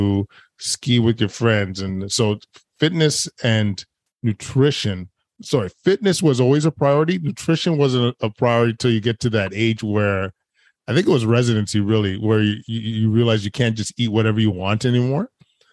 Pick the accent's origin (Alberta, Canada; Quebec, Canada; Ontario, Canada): Alberta, Canada; Edmonton; I was actually born and raised in Edmonton, which is a huge hockey town